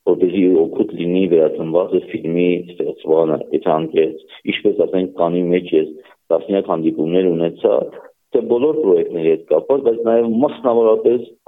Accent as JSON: {"language": "Armenian", "region": "Nagorno-Karabakh", "country": "Azerbaijan", "tie": "born or raised there", "said": "Ոչ միայն այն պատճառով Արցախ Արցախից եմ ես, ոչ միայն այն պատճառով Արցախի մեջ եմ մեծացել"}